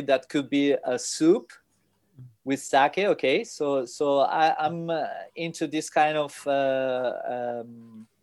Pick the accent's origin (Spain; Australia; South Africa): Spain; English is a second language; I'm from Spain.